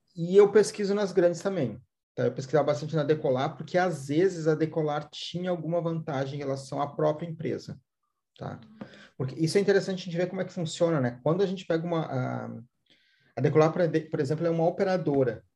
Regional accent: Porto Alegre, Rio Grande do Sul, Brazil; eu sou aqui de, de Porto Alegre

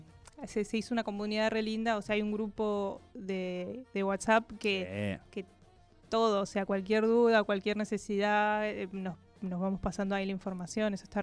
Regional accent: Neuquén, Argentina; also born or lived in Córdoba; Soy neuquina

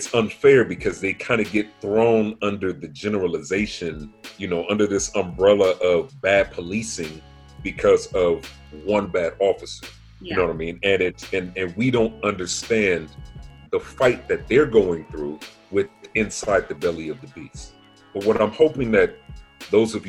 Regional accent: Pomona, California, United States; in my hometown of Pomona

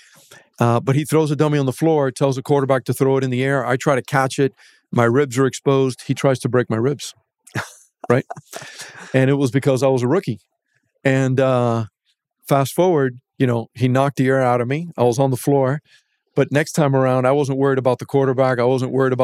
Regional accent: Miami Gardens, Florida, United States; also born or lived in Hialeah, Florida; I was born in Hialeah Hospital to be exact. Then we moved to Carroll City, which is now known as Miami Gardens.

